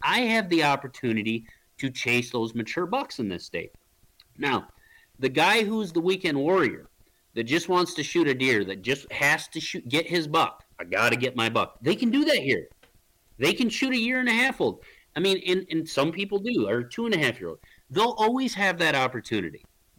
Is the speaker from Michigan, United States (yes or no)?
yes; Michigan, United States; And where I grew up in Michigan, in all the states I hunted in between, Illinois, Kansas, Nebraska, Missouri, down the list.